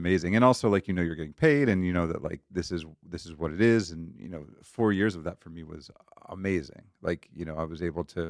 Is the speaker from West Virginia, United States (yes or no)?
no; Pittsburgh, Pennsylvania, United States; moved away as an adult; also born or lived in Cleveland, Ohio; I grew up in Pittsburgh, Pennsylvania.